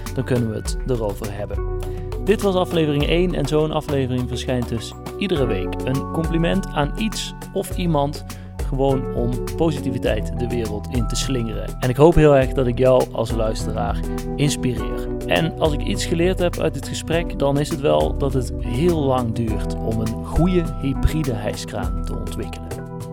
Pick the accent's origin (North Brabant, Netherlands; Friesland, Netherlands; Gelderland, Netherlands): North Brabant, Netherlands; Eindhoven; ik kom zelf uit Eindhoven.